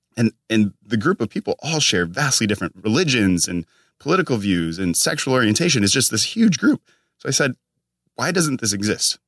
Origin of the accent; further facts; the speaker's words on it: Minnesota, United States; moved away as an adult; now in California, United States; I'm all the way from Minnesota